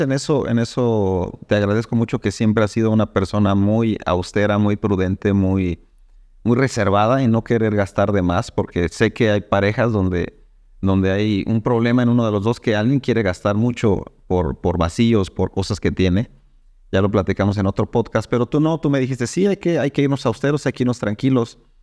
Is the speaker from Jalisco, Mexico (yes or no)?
no; Irapuato, Guanajuato, Mexico; yo soy de Irapuato